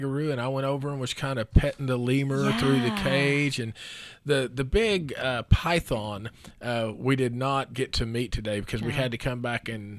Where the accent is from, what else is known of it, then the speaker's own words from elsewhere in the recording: Oklahoma, United States; we're from Oklahoma.